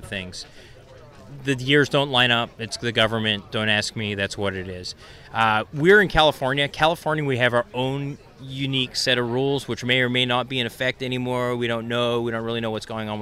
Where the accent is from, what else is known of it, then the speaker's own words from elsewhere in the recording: New Zealand; moved away; I'm actually a New Zealander